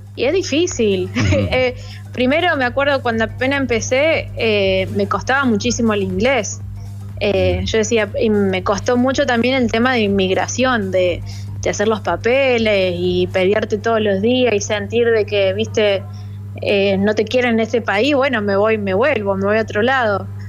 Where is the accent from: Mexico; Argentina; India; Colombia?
Argentina; Alta Gracia, Córdoba; moved away as an adult; now in Washington, United States; yo soy de Altagracia